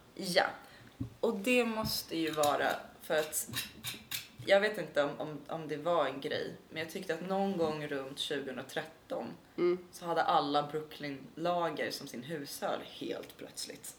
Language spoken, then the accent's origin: Swedish; Stockholm, Stockholm County, Sweden; mina släktingar som alltid har bott på Södermalm och går way back och mm, vi är mm. äkta stockholmare